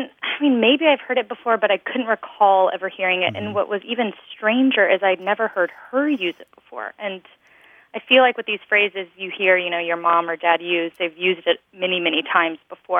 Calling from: Fort Worth, Texas, United States; I'm calling from Fort Worth, Texas.

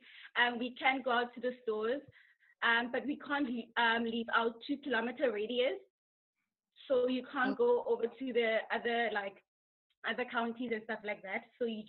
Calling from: Dublin, Leinster, Ireland; I'm calling from Dublin, Ireland.

